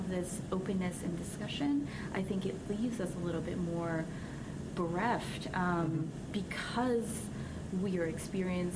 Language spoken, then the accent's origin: English; Philippines; I'm Filipino